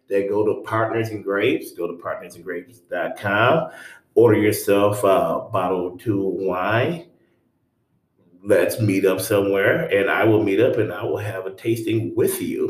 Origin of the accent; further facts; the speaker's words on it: the North, United States; now in Charlotte, United States; I'm from the North